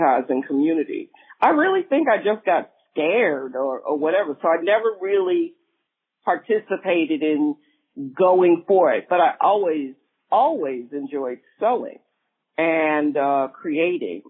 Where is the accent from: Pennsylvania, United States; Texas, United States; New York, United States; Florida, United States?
New York, United States; New York City; I'm from Brooklyn, New York, and I've been here in Williamsburg